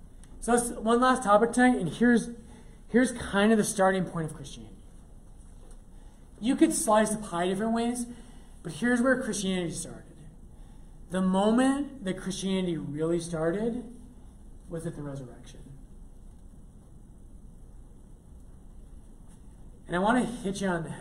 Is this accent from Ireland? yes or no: yes; Ireland; I'm Irish